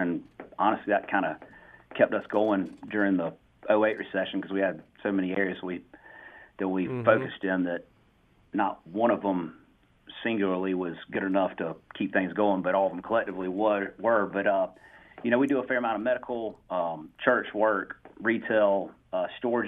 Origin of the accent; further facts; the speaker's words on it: Spartanburg, South Carolina, United States; So I was born in Spartanburg in 81 and just turned 40. Graduated from Clemson in 03. I went to Spartanburg High School for high school